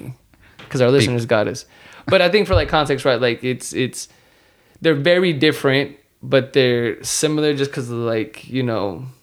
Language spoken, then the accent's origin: English; United States; I am American, right? Like I was born here